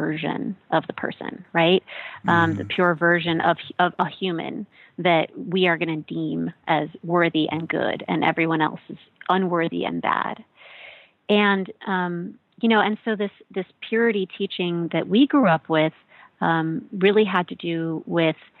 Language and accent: English; Midwest, United States; moved away; I grew up in the Midwest in a white American evangelical church